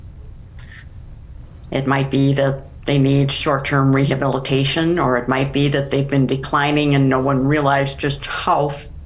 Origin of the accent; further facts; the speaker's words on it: Minnesota, United States; moved away as an adult; also born or lived in St. Louis, Missouri / Sioux Falls, South Dakota; now in Rapid City, United States; I grew up in Minnesota